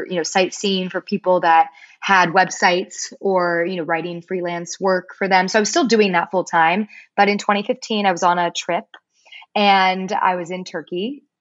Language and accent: English; Palos Verdes, California, United States; also born or lived in East Coast, United States; I'm from Palos Verdes, but which is in California, I should say. Not everyone knows where that is. Southern California. It's a beautiful, beautiful place. I was born on the East Coast, but moved out here and was raised on this beautiful coastline.